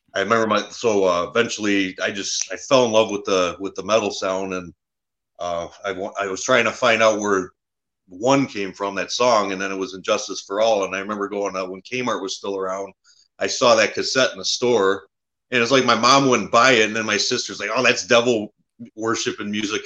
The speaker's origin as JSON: {"language": "English", "town": "Warren", "region": "Michigan", "country": "United States", "tie": "born or raised there", "also_born_or_lived": "Harrison Township, Michigan", "said": "I grew up in uh, Warren, Michigan. It's uh, a little bit north of Detroit."}